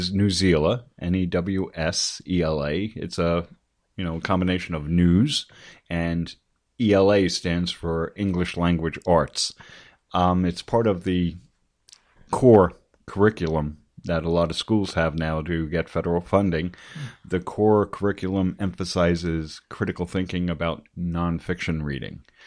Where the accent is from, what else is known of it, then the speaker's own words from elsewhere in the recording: Paramus, New Jersey, United States; I grew up in Paramus in Bergen County in northern New Jersey.